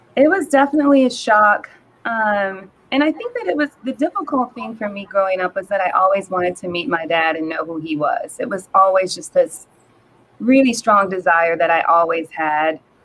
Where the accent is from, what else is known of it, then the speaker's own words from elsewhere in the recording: New Orleans, Louisiana, United States; moved away as an adult; also born or lived in Minnesota; now in Dallas, United States; I am originally from New Orleans, Louisiana, born and raised. Um, I currently live in Dallas, Texas.